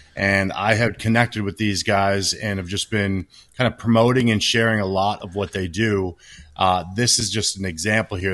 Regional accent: Washington, United States; I was born in Washington State

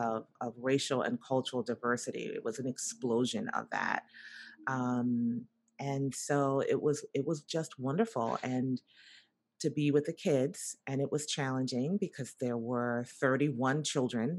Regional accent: New York City, New York, United States; I grew up in Brooklyn, New York, and I grew up in the projects

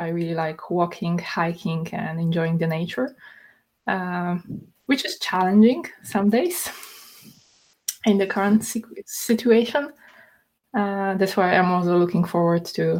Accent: Poland; moved away as an adult; now in Sweden; I work as engineering manager at Klarna. I'm originally from Poland, and I moved to Sweden around 6 years ago.

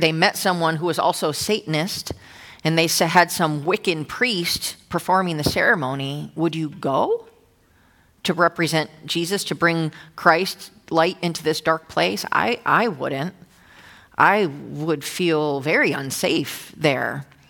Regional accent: New Jersey, United States; also born or lived in Old Bridge, New Jersey; now in Irvine, United States; I'm from Jersey

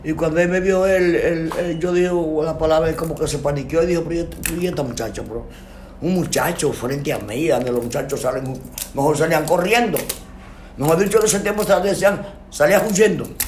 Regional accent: San José de las Matas, Santiago Rodríguez, Dominican Republic; nací, nací, en San José Santiago Rodríguez, mi pueblo

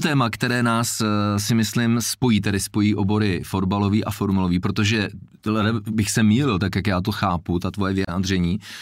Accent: Jablonec nad Nisou, Liberec Region, Czechia; já jsem se narodil v Jablonci

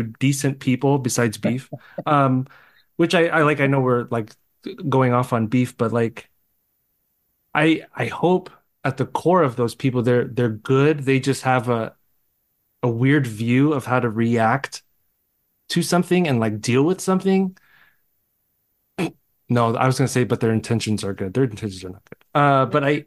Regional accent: Arizona, United States; I was born in Arizona

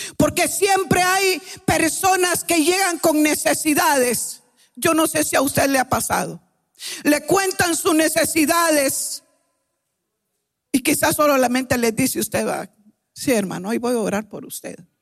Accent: Guatemala; venimos de Guatemala

